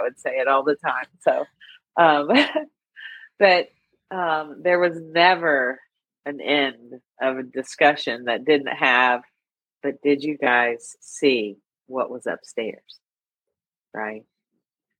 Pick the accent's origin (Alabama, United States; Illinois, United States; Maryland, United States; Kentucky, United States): Kentucky, United States; I grew up in the 70s, guys. We did that CB radio stuff in the wilds of Kentucky